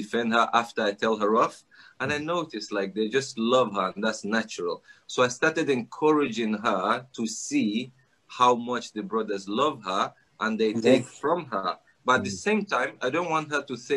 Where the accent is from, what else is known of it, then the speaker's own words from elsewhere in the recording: Nigeria; moved away; I grew up in Africa, Nigeria. My mom is Russian.